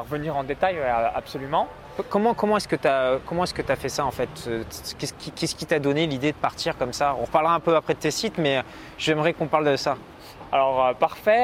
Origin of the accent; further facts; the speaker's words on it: France; je suis né en France, je parle français